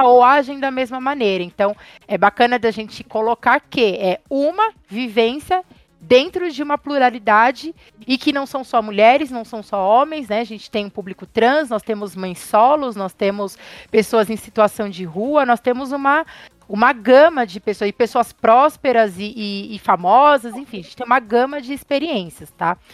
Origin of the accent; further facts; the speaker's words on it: Francisco Morato, São Paulo, Brazil; cresci em Francisco Morato